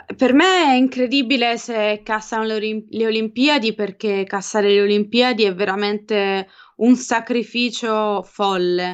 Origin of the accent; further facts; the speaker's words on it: Apulia, Italy; moved away as an adult; io da pugliese